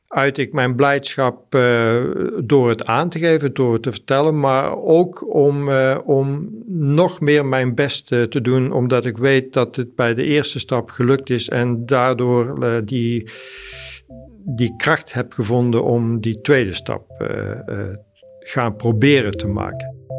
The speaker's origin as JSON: {"language": "Dutch", "town": "Mierlo", "region": "North Brabant", "country": "Netherlands", "also_born_or_lived": "Sweden", "said": "ik kom uit Mierlo, ik ben 64 eh, jaar."}